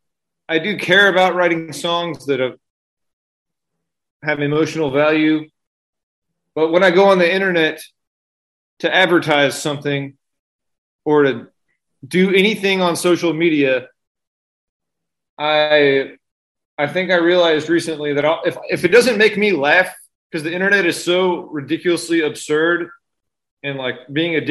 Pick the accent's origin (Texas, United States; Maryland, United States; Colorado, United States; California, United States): Texas, United States; San Antonio; I'm a suburban guy. I grew up on the north side. I went to Reagan High School